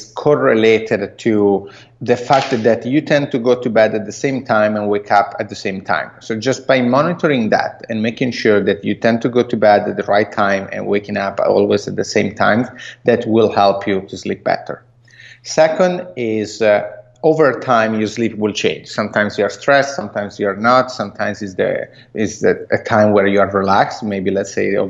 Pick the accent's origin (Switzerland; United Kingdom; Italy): Italy; accent: Italian; English is a second language; moved away as an adult; now in United States; I'm Italian, as you might guess from my accent. And I moved here in the U.S. 6 years ago.